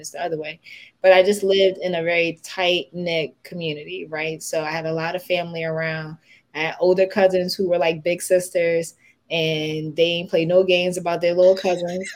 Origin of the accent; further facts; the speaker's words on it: Philadelphia, Pennsylvania, United States; I'm the little brown girl who grew up on just about 26th and Girard